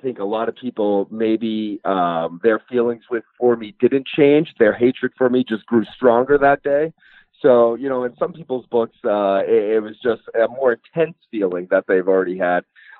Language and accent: English; New England, United States; I grew up in Boston, or I grew up in the New England area, I should say. I live in Boston now.